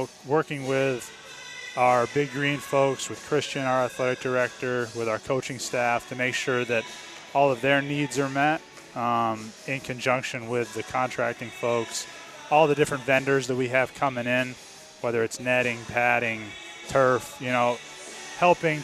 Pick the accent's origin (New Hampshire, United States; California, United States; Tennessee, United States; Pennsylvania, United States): New Hampshire, United States; moved away; also born or lived in Boston; Born and raised in New Hampshire, went to college in Boston.